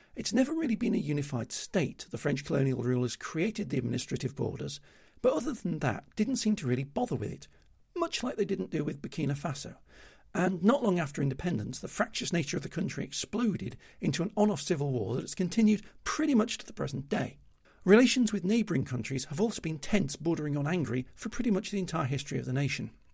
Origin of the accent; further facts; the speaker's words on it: United Kingdom; being British means I'm already well aware of it from my home life